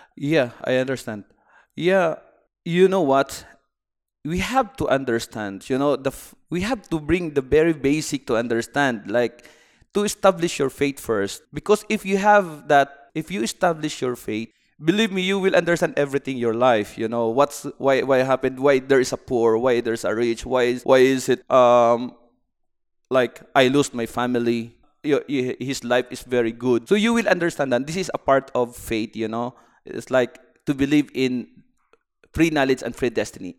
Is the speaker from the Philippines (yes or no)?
yes; Philippines; moved away as an adult; now in Bahrain; I'm from the Philippines, and I am uh, engineering by profession.